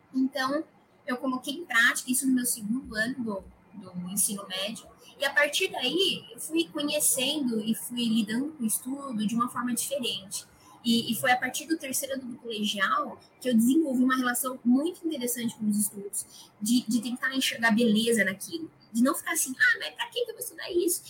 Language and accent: Portuguese; Araras, São Paulo, Brazil; eu sou de Araras, interior de São Paulo sempre estudei em escolas privadas